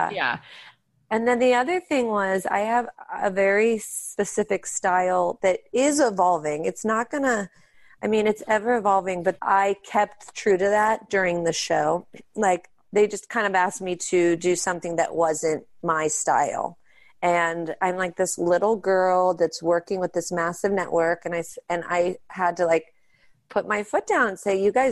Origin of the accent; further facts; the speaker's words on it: Pittsburgh, Pennsylvania, United States; We grew up in Pittsburgh and that's where we do our show and that's where our family is.